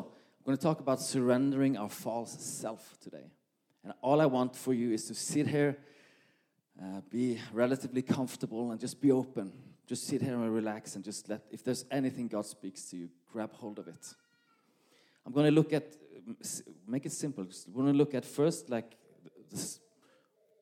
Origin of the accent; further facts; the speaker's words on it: Norway; English is a second language; moved away as an adult; now in Malmö, Sweden; English is not my first language, but you will probably understand me anyway. I'm Norwegian